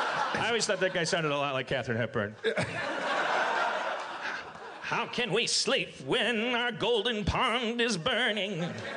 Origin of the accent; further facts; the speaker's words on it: Midwest, United States; I'm from the Midwestern United States.